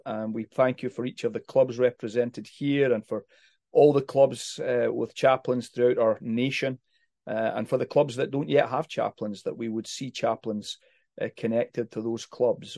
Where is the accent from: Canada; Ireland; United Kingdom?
United Kingdom; Haddington, Scotland; moved away; I grew up in Haddington, where John Knox was actually born